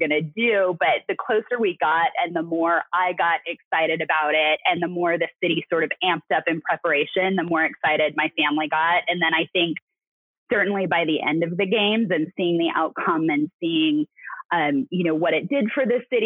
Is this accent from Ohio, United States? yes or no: no; Salt Lake City, Utah, United States; moved away; also born or lived in Austin, Texas; massive event happening in my hometown